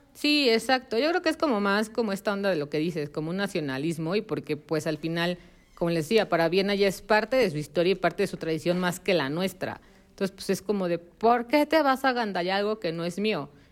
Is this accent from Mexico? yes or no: yes; Mexico; como mexicanos